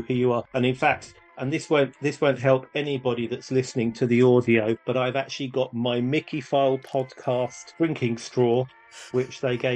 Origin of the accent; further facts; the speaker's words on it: England, United Kingdom; we're from England